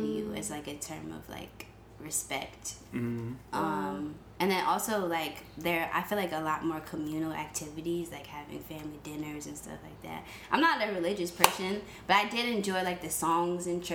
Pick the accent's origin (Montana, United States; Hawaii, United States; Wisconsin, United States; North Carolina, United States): Wisconsin, United States; Sheboygan; moved away; I was born in a very small town in Wisconsin called Sheboygan.